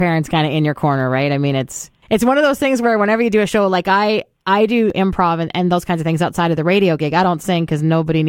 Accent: Calgary, Alberta, Canada; also born or lived in Standard, Alberta; because we moved to the country when I was like 13 from Calgary out to Standard, right? So just outside Strathmore.

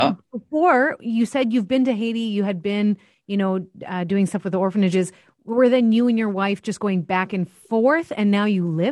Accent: Niverville, Manitoba, Canada; I come from Niverville, very close to Lamarck. You know, you grow up small town

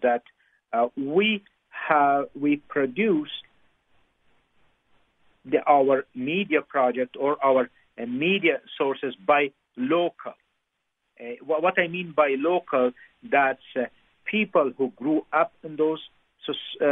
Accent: Afghanistan; moved away; I grew up in Afghanistan

